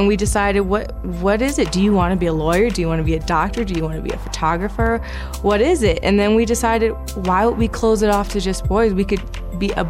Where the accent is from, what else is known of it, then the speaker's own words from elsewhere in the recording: Chicago, Illinois, United States; moved away; Chicago will always be home. My family's in Chicago. I'm from Chicago